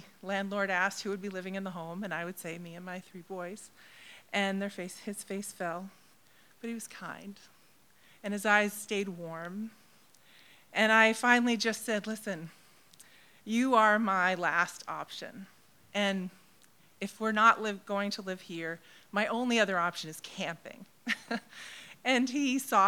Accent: MetroWest, Massachusetts, United States; also born or lived in Crozet, Virginia; now in Cape Cod, United States; I grew up off Cape in Metro West area

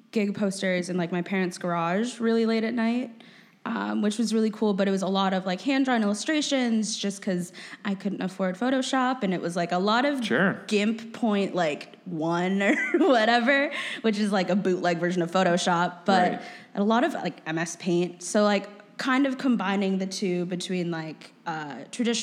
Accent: Minnesota, United States; moved away; I grew up in Minnesota, which is super cool, but not obviously compared to Chicago

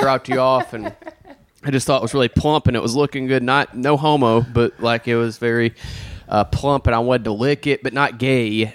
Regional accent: Alabama, United States; I'm from Alabama

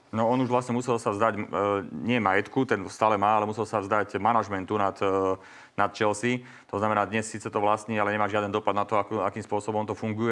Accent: Slovakia; ako Slovák, ako občan Slovenskej republiky

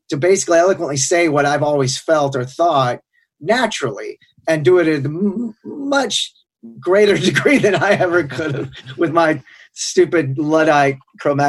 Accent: Sherman, Texas, United States; I'm from Sherman, Texas, which Sherman is at the northernmost tip of Texas

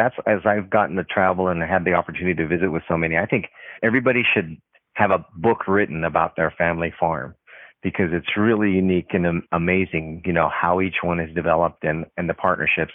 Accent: United States; I'm Japanese American

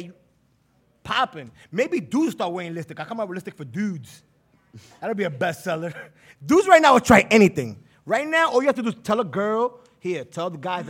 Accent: Manhattan, New York, United States; I'm from Manhattan, right, bro.

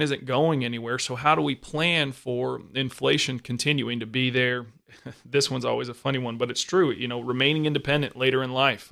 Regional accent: Arizona, United States; We're both from Arizona

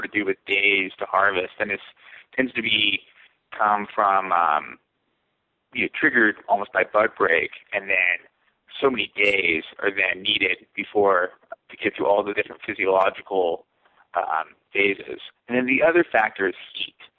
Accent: California, United States; moved away; I'm from California. My friends and family are from California

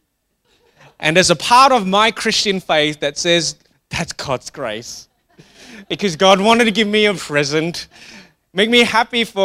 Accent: Singapore; I grew up in Singapore

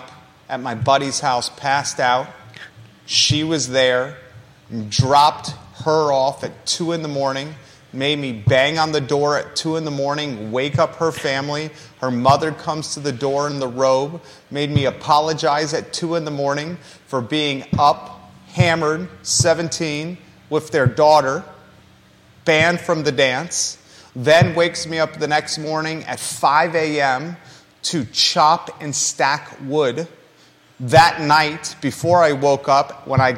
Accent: Williamsburg, Virginia, United States; now in Charlottesville, United States; I grew up in Williamsburg, Virginia, in a neighborhood called Kingsmill

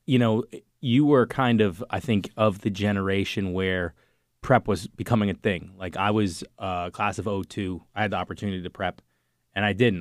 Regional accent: Cambridge, Massachusetts, United States; I grew up in Cambridge

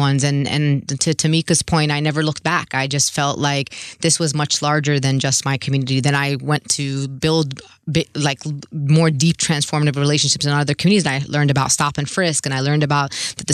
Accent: New York City, New York, United States; I'm born and raised in Brooklyn

